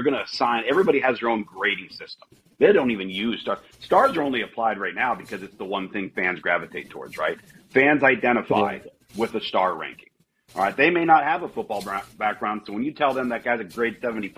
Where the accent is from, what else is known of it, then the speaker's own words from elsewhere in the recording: Southern California, United States; I grew up in Southern California